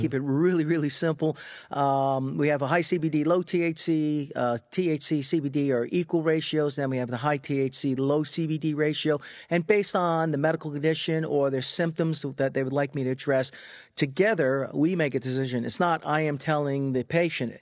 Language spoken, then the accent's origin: English; Freeport, New York, United States; I grew up in Freeport on Long Island